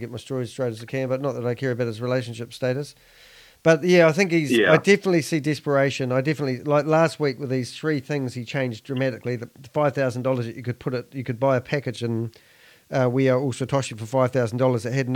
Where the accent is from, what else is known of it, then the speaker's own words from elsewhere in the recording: New Zealand; I'm a Kiwi.